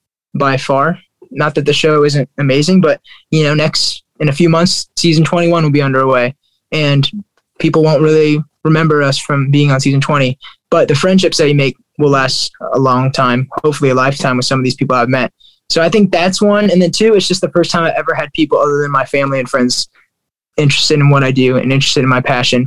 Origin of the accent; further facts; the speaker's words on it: Fort Wayne, Indiana, United States; I loved growing up in Fort Wayne, Indiana.